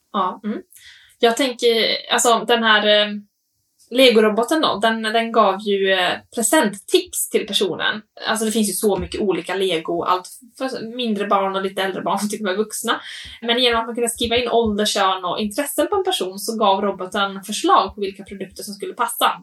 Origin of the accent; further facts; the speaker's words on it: Åland, Finland; jag tänker också tillbaka på Åland, där jag är uppvuxen